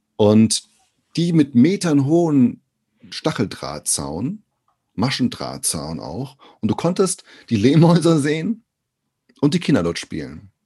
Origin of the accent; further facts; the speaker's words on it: Brazil; now in Germany; aus Brasilien